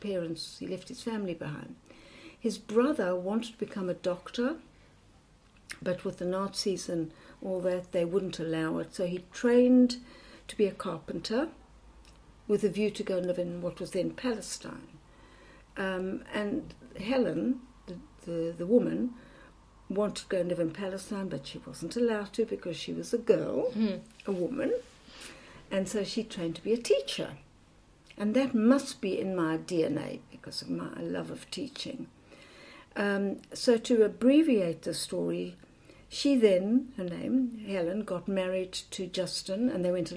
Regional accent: South Africa; now in United Kingdom; I grew up in South Africa

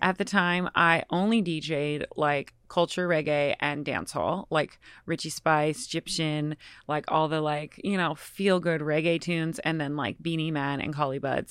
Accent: Nelson, British Columbia, Canada; moved away; also born or lived in Boston / Bed-Stuy, New York / Vancouver; Grew up in British Columbia in a very small town called Nelson

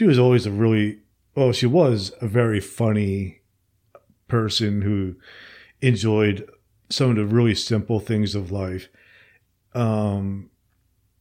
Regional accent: New Jersey, United States; moved away as an adult; now in Alabama, United States; I'm originally from New Jersey, and I had moved to Alabama after my parents died.

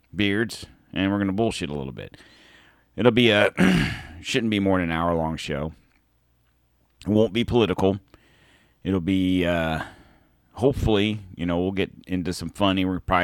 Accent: Pennsylvania, United States; born there; even though I was born in Pennsylvania, north of Philly, my mom, giant Philadelphia fan, I have lived in Florida for 40-some-odd years

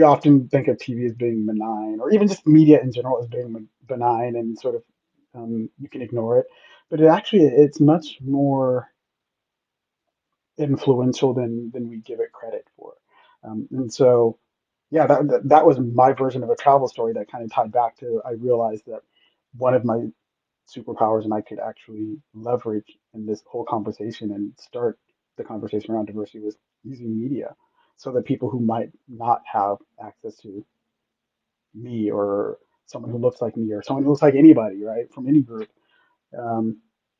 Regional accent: Los Angeles, California, United States; also born or lived in Santiago, Chile; I was from Los Angeles

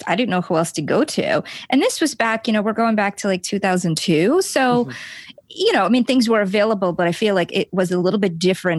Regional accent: Lithuania; moved away; also born or lived in New York City; I grew up in Lithuania

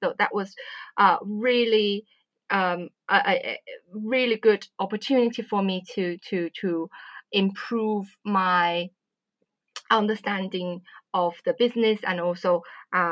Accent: Wuhan, Hubei, China; moved away as an adult; also born or lived in Swansea, United Kingdom / Beijing, China / Derby, United Kingdom; now in United Kingdom; I'm originally from China. My hometown is actually quite well known right now. It's Wuhan.

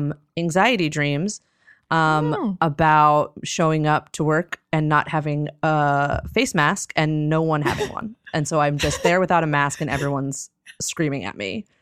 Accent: New Jersey, United States; And, no, I'm from New Jersey

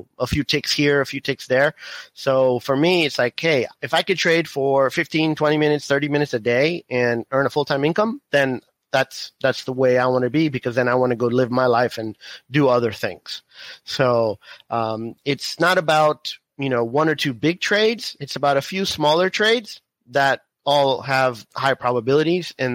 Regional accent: Miami, Florida, United States; moved away as an adult; now in Houston, United States; I was born in Miami, grew up in Florida, and now we're in Houston

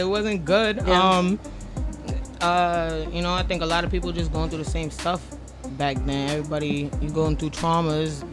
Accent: Mastic Beach, New York, United States; Where I'm from in Long Island, it's uh, called Mastic, Mastic Beach.

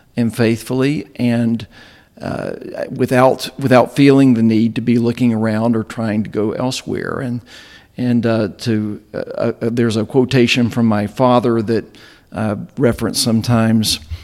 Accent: Southwest Virginia, United States; moved away as an adult; also born or lived in Bristol, Tennessee; now in Chattanooga, United States; I grew up in Southwest Virginia, uh, in the heart of Appalachia

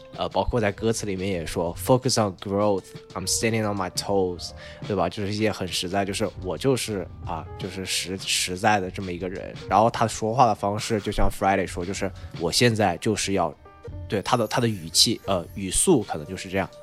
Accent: Changsha, Hunan, China; 因为来自我的家乡，可能大家最熟悉的就是

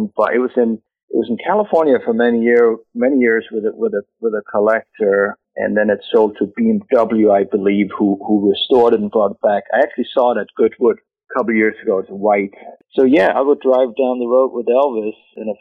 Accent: Denmark; moved away; we are both from Denmark. We actually grew up about 200 meters from each other

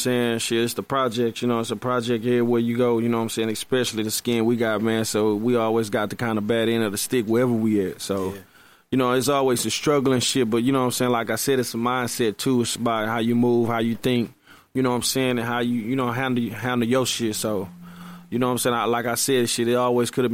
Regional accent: Houston, Texas, United States; I'm from Houston

